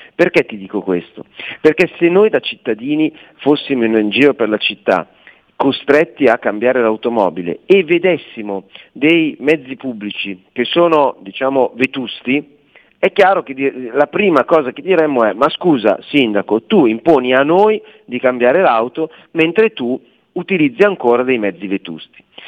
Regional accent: Milan, Lombardy, Italy; siamo milanesi

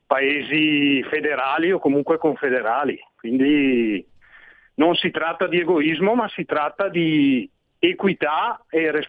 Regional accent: Switzerland; born there; forse perché io sono nato in Svizzera, quindi i miei primi anni di vita ho provato sulla pelle cosa vuol dire federalismo.

